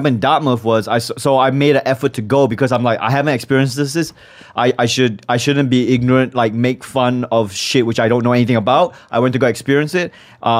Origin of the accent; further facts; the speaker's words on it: Malaysia; And before that, I was living in Malaysia. I'm from Malaysia. My nationality is Malaysian.